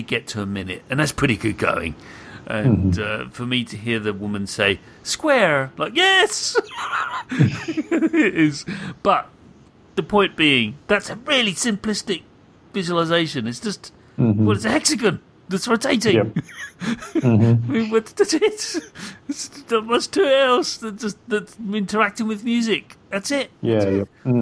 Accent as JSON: {"language": "English", "country": "United Kingdom", "said": "as a British person"}